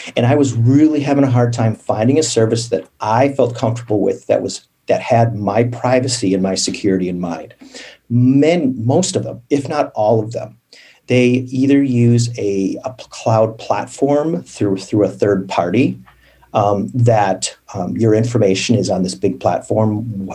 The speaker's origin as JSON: {"language": "English", "region": "Midwest", "country": "United States", "tie": "born or raised there", "said": "I grew up in the Midwest, pretty uneventful"}